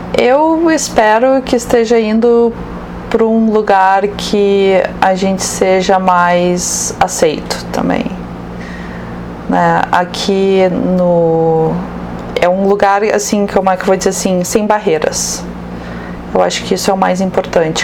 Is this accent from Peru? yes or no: no; Rio Grande do Sul, Brazil; sou gaúcha